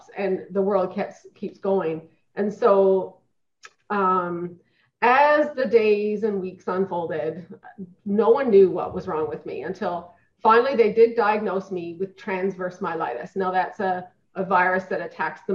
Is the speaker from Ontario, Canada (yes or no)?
no; Newfoundland and Labrador, Canada; now in Edmonton, Canada; I was born and raised in Newfoundland